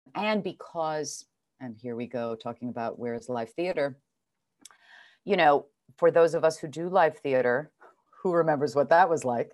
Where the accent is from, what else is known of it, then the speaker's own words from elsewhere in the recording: New York City, New York, United States; also born or lived in Geneva, Switzerland / Providence, Rhode Island; now in Los Angeles, United States; I'm a real New York City kid. I grew up in New York City